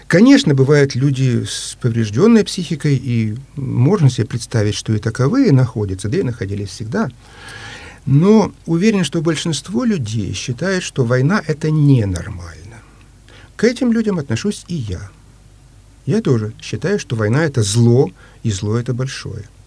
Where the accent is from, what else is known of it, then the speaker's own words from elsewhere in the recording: Ukraine; now in Saint Petersburg, Russia; Я по происхождению э, русский, но родился и вырос э, на Украине